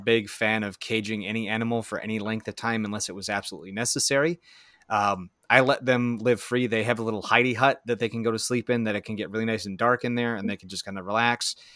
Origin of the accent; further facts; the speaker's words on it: central Wisconsin, United States; I'm from central Wisconsin in the United States of America